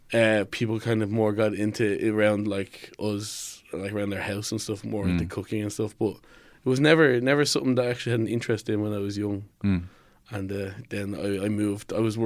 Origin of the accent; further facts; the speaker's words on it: Finglas, Leinster, Ireland; From Finglas.